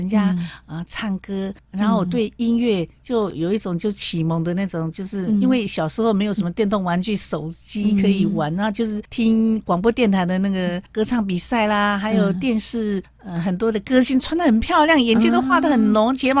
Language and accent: Chinese; Jiufen, New Taipei, Taiwan; 我在一个九份那个矿工的家庭长大。